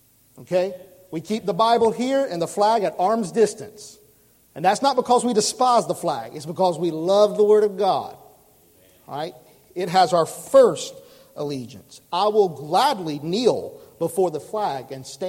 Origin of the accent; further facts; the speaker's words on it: United States; I love being an American